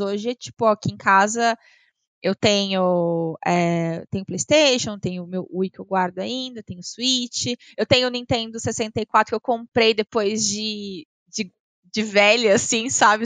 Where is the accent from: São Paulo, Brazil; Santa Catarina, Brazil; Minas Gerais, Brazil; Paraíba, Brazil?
São Paulo, Brazil; Avaré; moved away as an adult; now in São Paulo, Brazil; Eu nasci em São Paulo, mas eu fui uhum. para Varé, que é no interior de São Paulo, é 240 quilômetros aqui da capital, uh, com 5 anos. Então eu cresci no interior e Avaré é uma cidade de 80 mil habitantes.